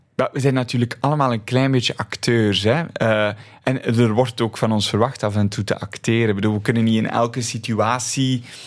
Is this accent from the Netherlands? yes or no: no; Flemish countryside, Flanders, Belgium; Ik ben opgegroeid op het Vlaamse platteland.